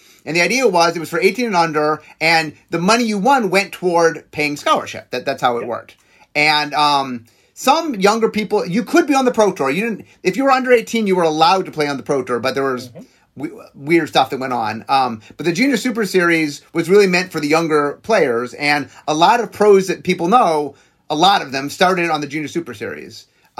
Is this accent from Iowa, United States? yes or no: no; Cleveland, Ohio, United States; Cuyahoga Falls, that's my... I'm from Cleveland.